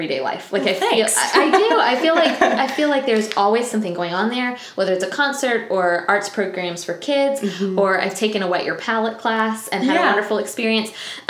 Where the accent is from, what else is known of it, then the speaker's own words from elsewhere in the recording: Tallahassee, Florida, United States; So I was born and raised Tallahassee.